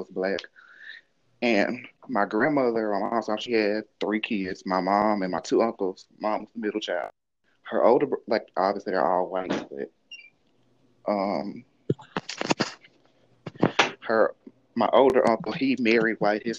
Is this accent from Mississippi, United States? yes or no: yes; Mississippi, United States; growing up in Mississippi, and it's out of like 90% of the kids there were black